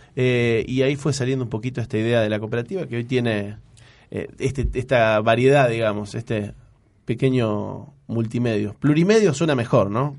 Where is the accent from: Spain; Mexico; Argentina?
Argentina; San Lorenzo, Santa Fe; moved away as an adult; now in Rosario, Argentina; Yo soy de San Lorenzo